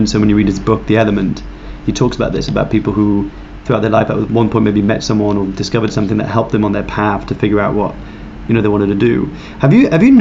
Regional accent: France; I grew up in France

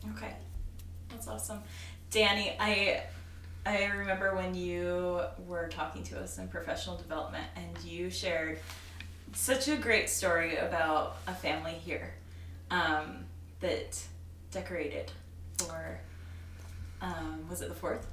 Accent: Canada; now in Cache Valley, United States; in Canada, our Thanksgiving is completely like we celebrate the harvest

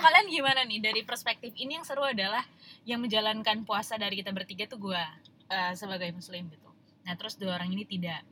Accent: Padang, West Sumatra, Indonesia; gue orang Padang

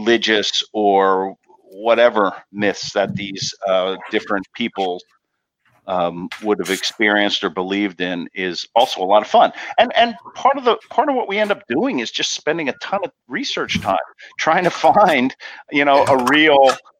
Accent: Pennsylvania, United States; now in New Jersey, United States; I grew up in Pennsylvania

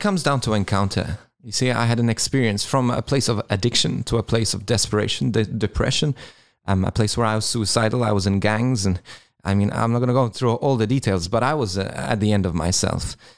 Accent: Malta; now in Australia; I'm originally from Malta.

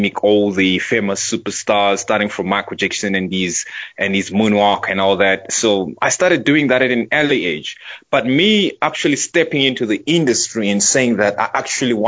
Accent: Centurion, Gauteng, South Africa; I was born and raised in... There's a suburb in Pretoria they call Centurion.

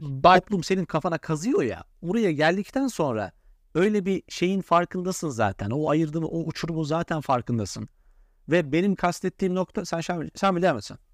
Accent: Central Anatolia, Turkey; ben Orta Anadolu'da yetişmişim, memur çocuğuydum

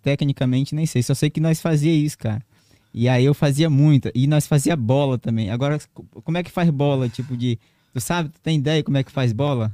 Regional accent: Marechal Thaumaturgo, Acre, Brazil; moved away as an adult; now in Rio Branco, Brazil; eu nasci num, no município do interior do Acre, sou de Marechal Tamaturgo.

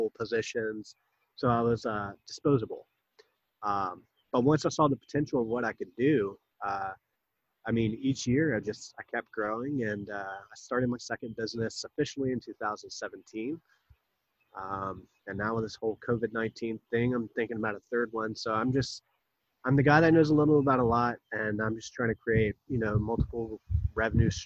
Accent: Wilmington, North Carolina, United States; also born or lived in Jacksonville, North Carolina; I was born in Jacksonville, about 30 miles away, but I moved here when I was 2. So I claim Wilmington my hometown.

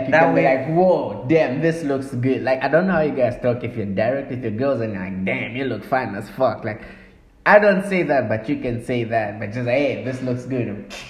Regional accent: Zambia; I'm from Zambia

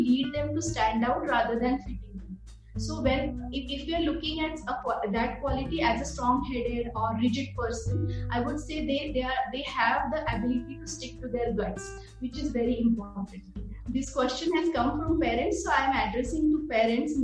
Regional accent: India; as Indian parents

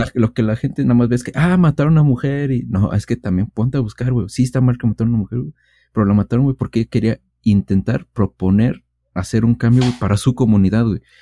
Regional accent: Mexico; siendo mexicanos

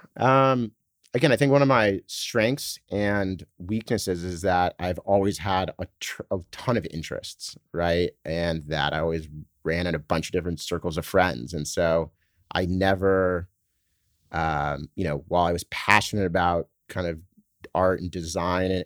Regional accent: Laguna Beach, California, United States; moved away as an adult; also born or lived in San Francisco / Boston / New York; I was born in San Francisco actually, but uh, grew up in Laguna Beach in Southern California

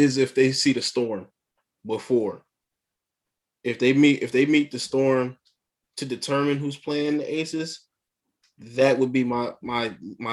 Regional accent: Philadelphia, Pennsylvania, United States; as a Philadelphian, I'm a diehard Philly dude

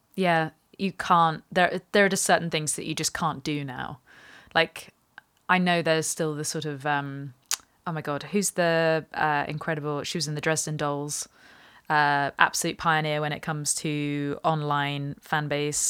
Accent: England, United Kingdom; me also being English

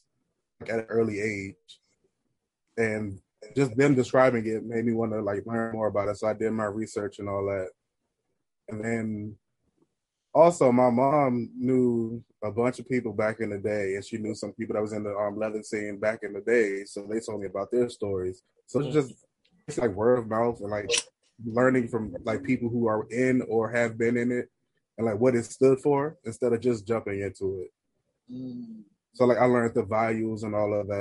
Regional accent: Washington, District of Columbia, United States; the chapter that I joined is based in my hometown city, Washington, D.C.

